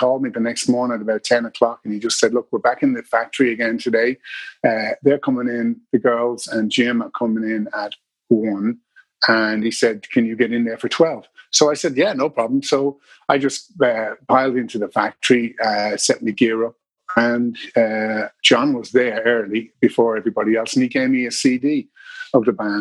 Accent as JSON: {"language": "English", "town": "Dublin", "region": "Leinster", "country": "Ireland", "tie": "born or raised there", "also_born_or_lived": "Drogheda", "said": "I'm from Dublin. I was born in Drogheda, but I am from Dublin, yeah. I've lived most of my life here."}